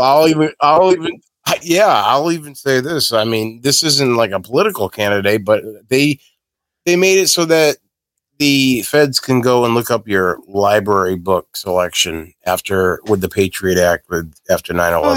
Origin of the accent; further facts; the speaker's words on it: Massachusetts, United States; I'm from Massachusetts